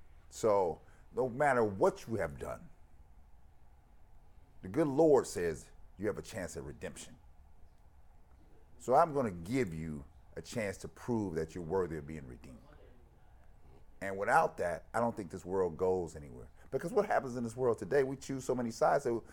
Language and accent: English; Cleveland, Ohio, United States; I'm from Cleveland, that's where I'm from, that's where I'm representing